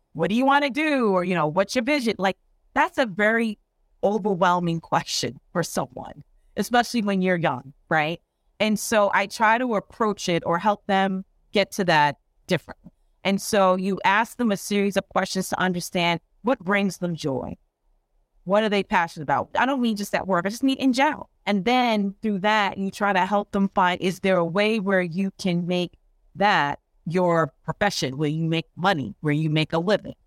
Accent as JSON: {"language": "English", "area": "Long Island", "region": "New York", "country": "United States", "tie": "born or raised there", "said": "I am from New York. I actually grew up and went to school on Long Island"}